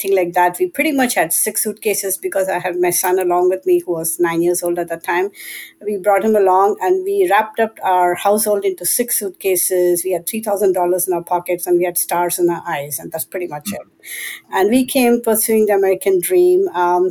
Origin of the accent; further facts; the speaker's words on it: India; moved away; We are immigrants from India